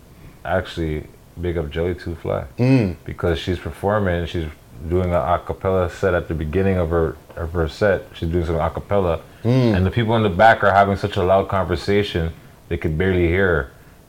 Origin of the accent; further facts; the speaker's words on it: Virginia, United States; Yeah, we're from Virginia. Well, all we do is cook.